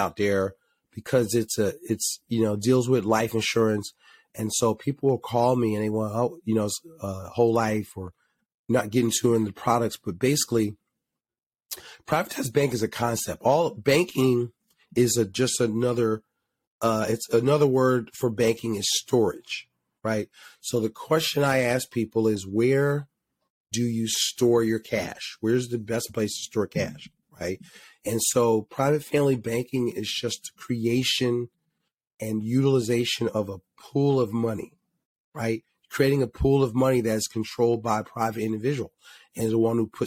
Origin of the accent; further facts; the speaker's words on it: Philadelphia, Pennsylvania, United States; My family owned a supermarket growing up in Philly.